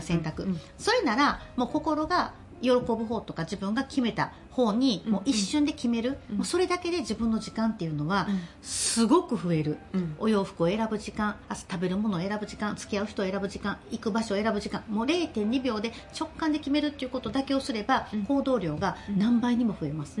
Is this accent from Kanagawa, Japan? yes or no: no; Osaka, Japan; moved away as an adult; also born or lived in Nagoya; 地元大阪から離れて